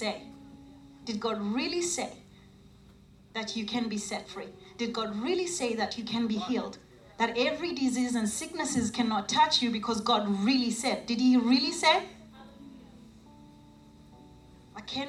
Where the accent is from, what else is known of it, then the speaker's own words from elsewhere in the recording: South Africa; I'm a South African. I was born, raised in South Africa